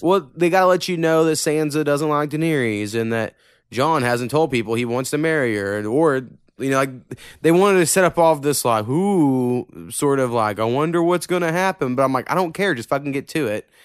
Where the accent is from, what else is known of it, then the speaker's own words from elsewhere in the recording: Oklahoma, United States; accent: southern hint, country; I think I have a little bit of a southern hint.